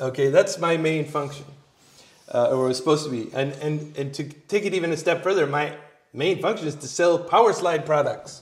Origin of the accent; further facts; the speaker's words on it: California, United States; moved away; I'm originally from California